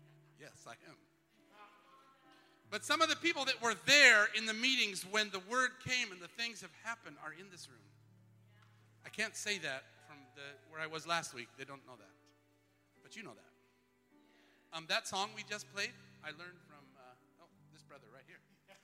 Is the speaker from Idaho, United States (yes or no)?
yes; Twin Falls, Idaho, United States; Where I grew up in Twin Falls, Idaho, we had auctioneers and all.